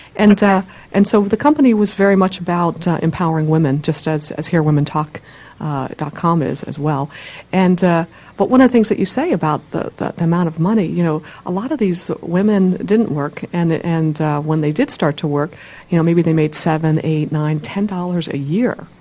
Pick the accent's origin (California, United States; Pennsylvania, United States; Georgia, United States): Pennsylvania, United States; my home state